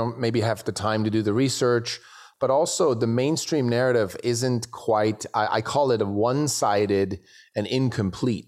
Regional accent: Switzerland; now in United States; I'm from Switzerland originally

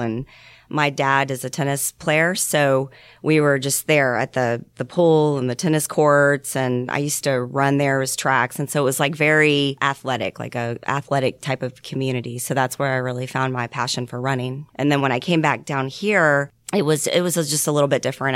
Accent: Georgia, United States; also born or lived in Columbus, Ohio / Stone Mountain, Georgia / Lawrenceville, Georgia; I was born in Atlanta, Georgia, and I grew up in Stone Mountain. And then um, in second grade, we moved up to Columbus, Ohio. I lived there until sixth grade and I moved back down to Lawrenceville, Georgia.

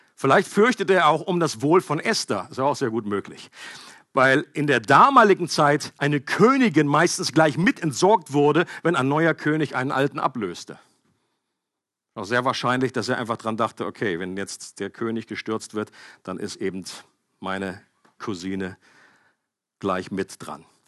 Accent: Germany; ich als Deutscher

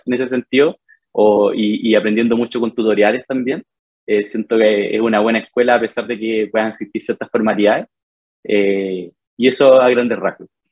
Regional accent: Fifth Region, Valparaíso, Chile; moved away as an adult; now in Santiago, Chile; Soy de, la quinta región, ya, estudié en la Universidad del Paraíso Diseño

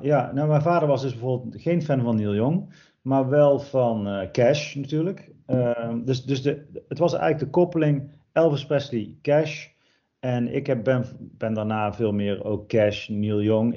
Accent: Erp, North Brabant, Netherlands; Erp, ja, dat is het dorp waar ik ben geboren en opgegroeid

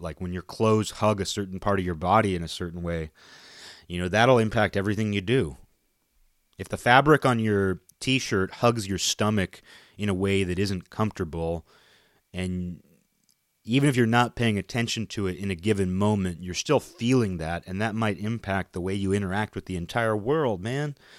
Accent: Western Washington, United States; I live in Western Washington

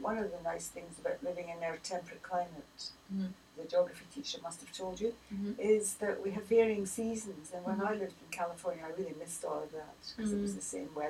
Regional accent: Scotland, United Kingdom; Well, you mean one rather than we, because being Scottish

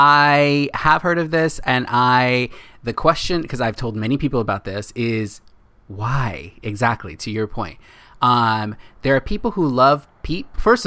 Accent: California, United States; We're from California. We're from the west coast of the state.

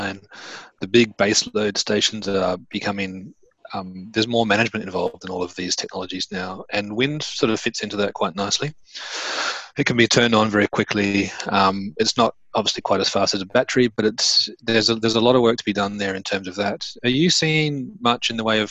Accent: Australia; now in United Kingdom; I'm from Australia

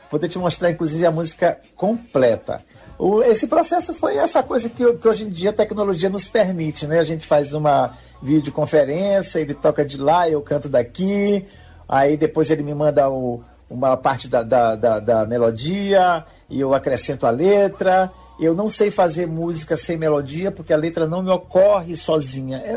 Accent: Pinheiro, Maranhão, Brazil; minha mãe é de Codó, eu sou de Pinheiro, meu pai é de Pinheiro, mas minha mãe é de Codó

